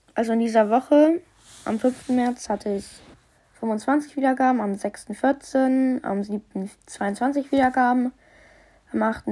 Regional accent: Germany; ich bin ja auch ein Deutscher

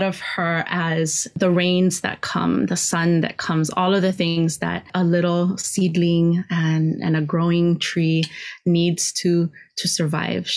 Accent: Kona, Hawaii, United States; also born or lived in Oahu; now in Hilo, United States; I grew up in Kona and then left and came to Hilo when I was fairly young, you know, still a teenager

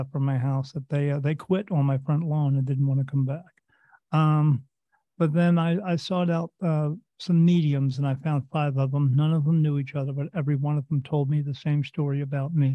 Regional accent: New Jersey, United States; I was born in the United States in a state called New Jersey, little town right next to the Delaware River

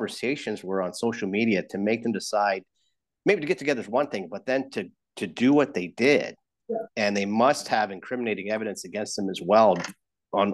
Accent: London, Ontario, Canada; I'm from London, but I'm in Toronto right now

